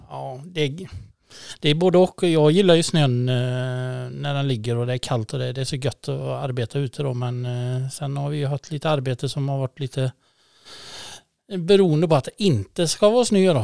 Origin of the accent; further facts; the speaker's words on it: Falkabo, Västra Götaland, Sweden; also born or lived in Tidaholm; när jag var sex månader tror jag så drog vi till Folkabo sen och jag har aldrig kommit därifrån